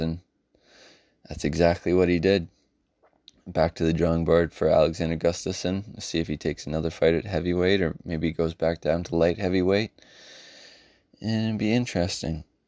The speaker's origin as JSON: {"language": "English", "country": "Canada", "tie": "born or raised there"}